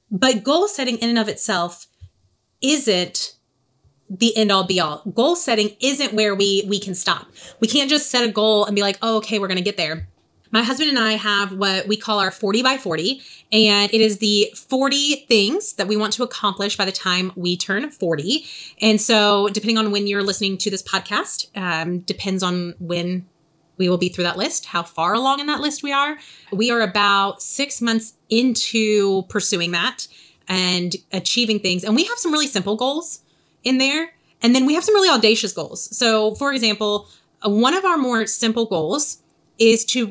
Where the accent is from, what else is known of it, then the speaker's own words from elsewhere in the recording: the South, United States; accent: Southern; my Southern accent